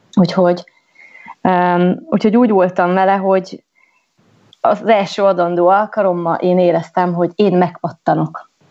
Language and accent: Hungarian; Gheorgheni, Harghita County, Romania; moved away as an adult; also born or lived in London / New York / French Alps; Gyergyó Szent Miklóson Erdélyben születtem, egy kisvárosban, és uh, miután ott elvégeztem én az iskolát